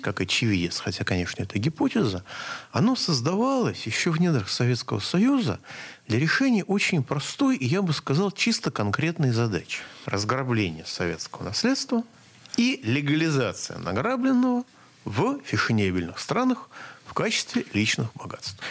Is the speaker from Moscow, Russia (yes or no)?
yes; Moscow, Russia; я как москвич